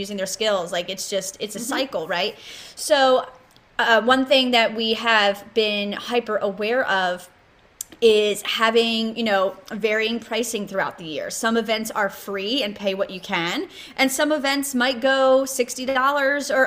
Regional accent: Bridgeton, New Jersey, United States; now in Coatesville, United States; my hometown of Bridgeton, New Jersey.

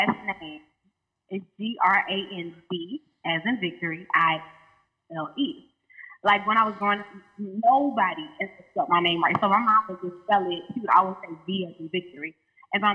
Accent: Baton Rouge, Louisiana, United States; also born or lived in Atlanta; I'm from Baton Rouge, Louisiana, that 225.

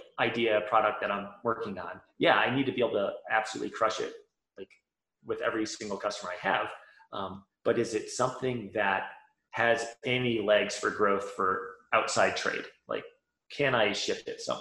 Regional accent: Valparaiso, Indiana, United States; moved away as an adult; also born or lived in California / Colorado Springs, Colorado; Valpo, born and raised

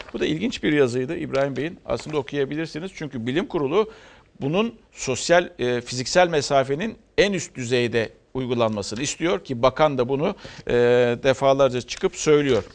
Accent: Turkey; Bu toprakta büyüdük, doğduk, büyüdük ve bu toprakta ölecek insanlarız

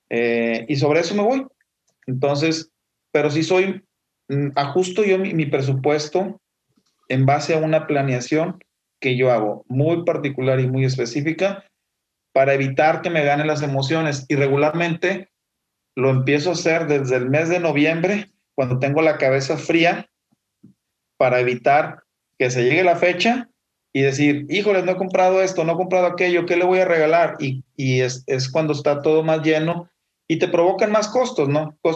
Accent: Mexico; como somos nosotros los mexicanos de fiesteros, pues tenemos la celebración navideña

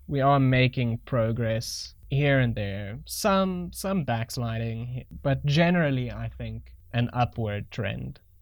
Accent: South Africa; I'm a crappy South African

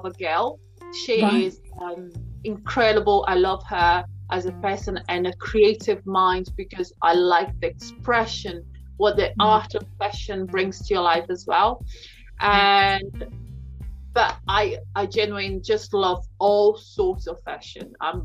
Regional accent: Brazil; moved away as an adult; I'm originally from Brazil, came here

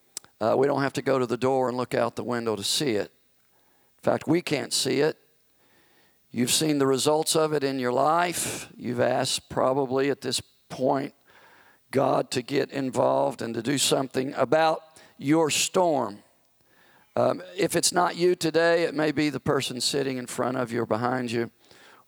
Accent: the South, United States; I grew up in the South where tornadoes are quite frequent during tornado season

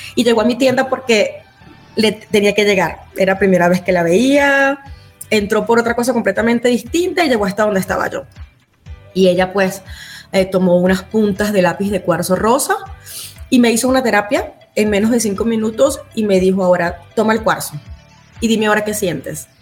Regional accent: Venezuela; moved away as an adult; now in Utah, United States; Soy venezolana y tengo cinco años viviendo en la ciudad de Utah, en los Estados Unidos.

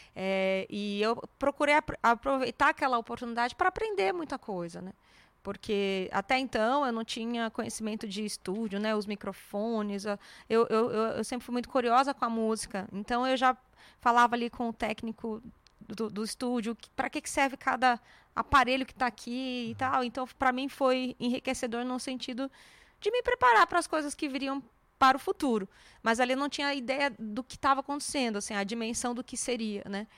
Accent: Santo André, São Paulo, Brazil; moved away as an adult; now in São Paulo, Brazil; no Instituto M. Maia, em Santo André, que é minha cidade natal. Nasci Santo André

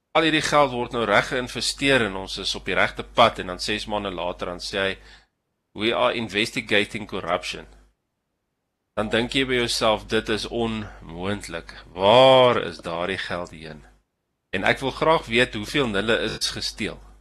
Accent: South Africa; ek ek is 'n Suid-Afrikaner

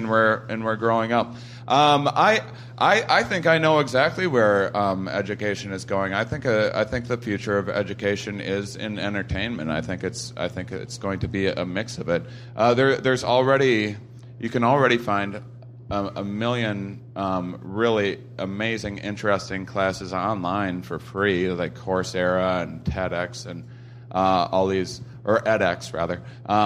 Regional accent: Midwest, United States; I'm from the Midwest

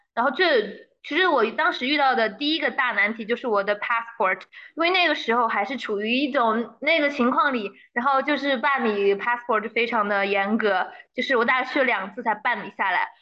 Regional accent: Sichuan, China; 作为一个四川人

